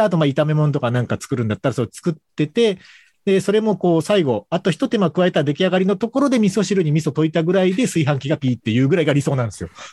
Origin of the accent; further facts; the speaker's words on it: Kagoshima, Japan; 鹿児島で生まれ育ってる